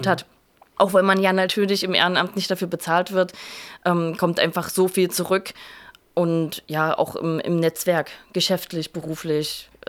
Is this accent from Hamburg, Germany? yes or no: no; Saxony, Germany; also ich bin aus der Nähe von Leipzig ursprünglich und wusste, dass ich auch wieder nach Leipzig zurück möchte.